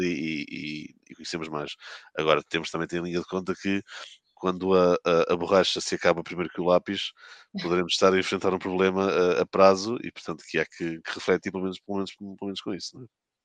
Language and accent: Portuguese; Porto, Norte, Portugal; moved away as an adult; now in Lisbon, Portugal; sou um, natural de, do Porto, resido em Lisboa desde 2006